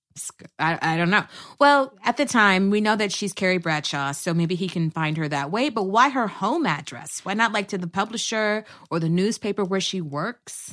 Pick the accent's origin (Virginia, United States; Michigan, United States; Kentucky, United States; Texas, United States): Texas, United States; also born or lived in New York; now in Los Angeles, United States; I'm originally from Texas, a transplant by way of New York to L